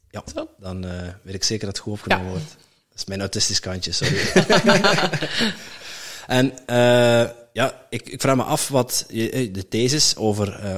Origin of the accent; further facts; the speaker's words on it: Netherlands; ik ben zelf ook een Nederlander en eh, eh, ik switch een beetje.